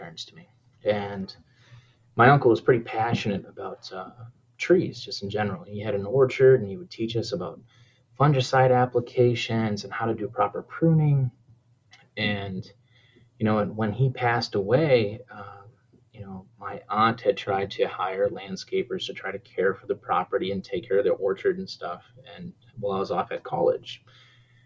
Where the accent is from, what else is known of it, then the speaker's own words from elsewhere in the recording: New Hampshire, United States; now in Minnesota, United States; I'm originally from New Hampshire